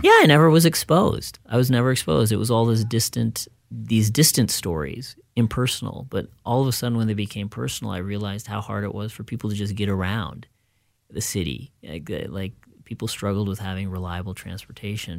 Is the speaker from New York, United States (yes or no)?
no; Fairfield, Iowa, United States; moved away; also born or lived in Minneapolis, United States; growing up in Fairfield, even though we were in a small rural community